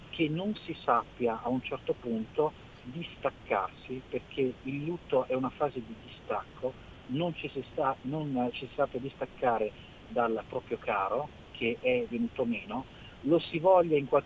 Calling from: Milan, Lombardy, Italy; siamo da Milano

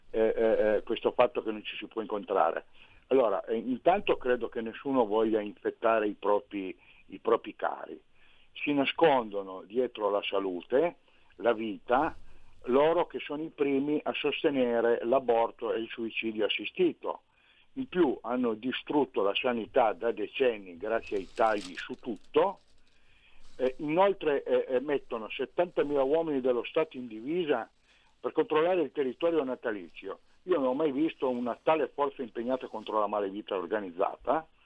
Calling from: Turin, Piedmont, Italy; Sono da Torino.

